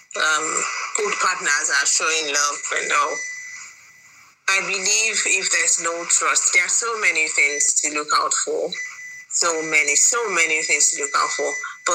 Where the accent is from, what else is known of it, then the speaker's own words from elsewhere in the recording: Delta, Nigeria; I'm from Delta State